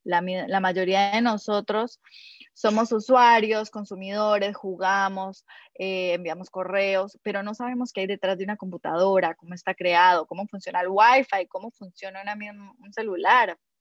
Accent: Colombia; moved away as an adult; also born or lived in United States; now in Peru; yo, soy colombiana

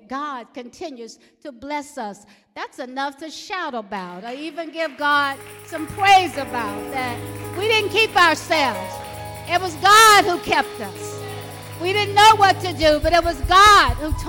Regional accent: Alabama, United States; I grew up in Alabama, where labels were very common

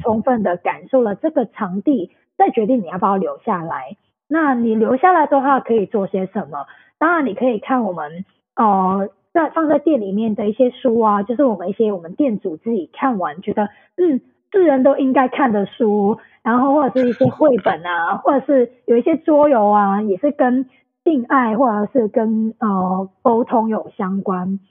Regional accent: Hong Kong; also born or lived in Taipei, Taiwan; 那我是香港人

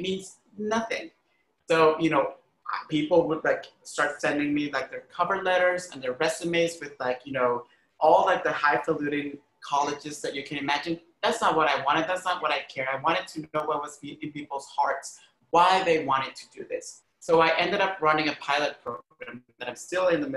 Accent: Honduras; also born or lived in Costa Rica; now in New York, United States; where I grew up in Honduras

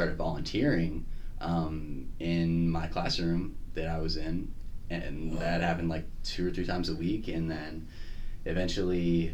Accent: Indianapolis, Indiana, United States; moved away as an adult; also born or lived in Chicago; when I was growing up in Indianapolis

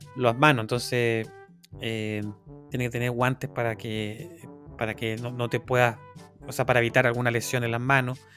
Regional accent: Chile; now in Ireland; yo como chileno viviendo afuera

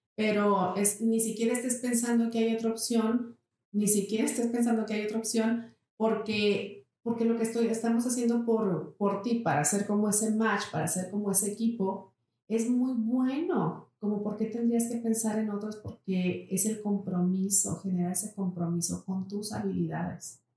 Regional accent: Saltillo, Coahuila, Mexico; yo nací aquí en Saltillo. Uno de mis, de mis grandes anhelos era no vivir en Saltillo cuando yo era una chava

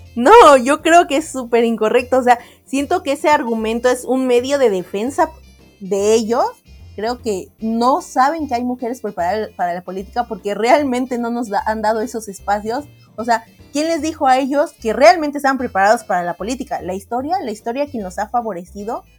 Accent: Mexico; como mexicanos

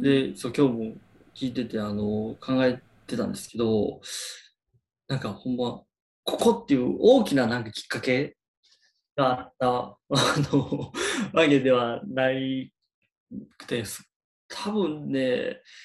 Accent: Osaka, Japan; 大阪生まれ大阪育ちの生粋の大阪人なんですけど

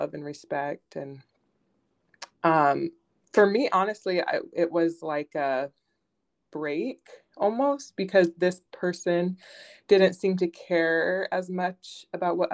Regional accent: Southern California, United States; So I was born and raised in Southern California

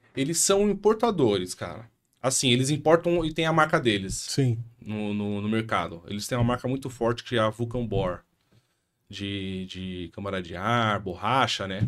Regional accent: São Paulo, Brazil; also born or lived in Itaquera, Zona Leste, São Paulo; sou aqui de São Paulo

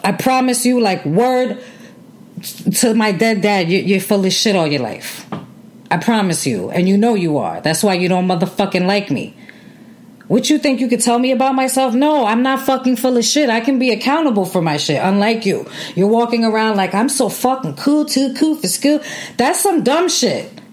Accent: New York City, New York, United States; I grew up in New York City.

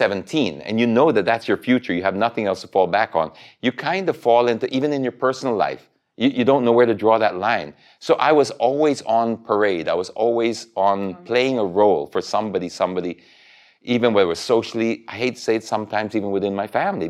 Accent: Philippines; Because, yes, I'm from the Philippines, but I'm based out and I just got stuck.

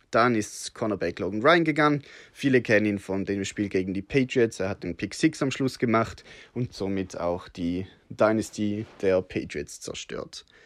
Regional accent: Switzerland; Entschuldigung für mein schlechtes Deutsch. Ich bin Schweizer, habe mir allerdings mir gegeben, dass ich nicht zu schweizerisch töne.

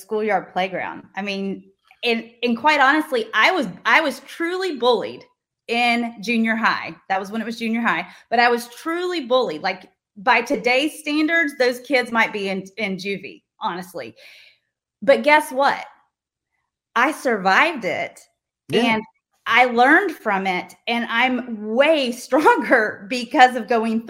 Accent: Little Rock, Arkansas, United States; I grew up in Little Rock, Arkansas.

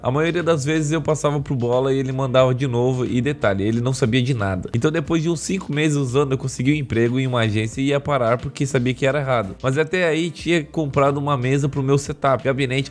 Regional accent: Mato Grosso, Brazil; moved away; sou de Mato Grosso

